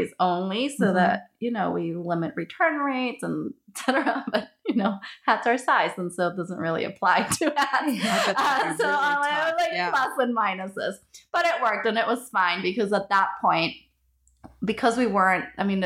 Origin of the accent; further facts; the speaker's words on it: Ecuador; moved away; I'm from Ecuador